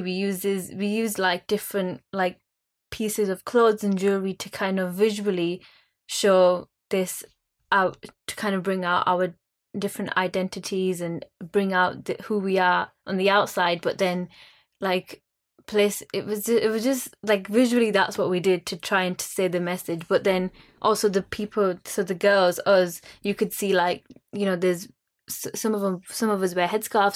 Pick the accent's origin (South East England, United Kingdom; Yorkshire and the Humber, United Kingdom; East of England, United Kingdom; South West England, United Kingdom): Yorkshire and the Humber, United Kingdom; Bradford; I'm being from Bradford